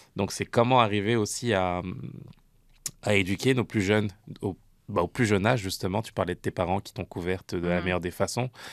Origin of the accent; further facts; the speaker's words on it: France; now in Canada; j'ai grandi en France, je suis arrivé ici au, Canada